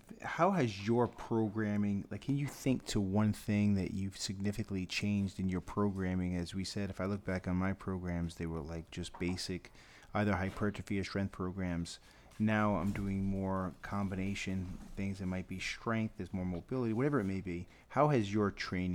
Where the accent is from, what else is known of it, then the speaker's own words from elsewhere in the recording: Massachusetts, United States; that's me being from Massachusetts